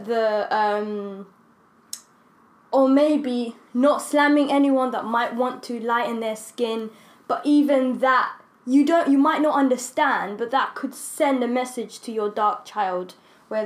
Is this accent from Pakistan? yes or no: no; Rwanda; moved away; I grew up in Rwanda, and Rwandese people, we're just so proud of, like, yeah, we're just so proud of, like, how we look.